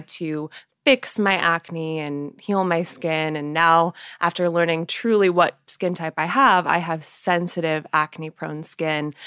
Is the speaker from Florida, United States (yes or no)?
no; Portland, Oregon, United States; also born or lived in Honolulu, Hawaii; I moved back to Portland, Oregon, where my mom's from. And so I spent the majority of my life in Oregon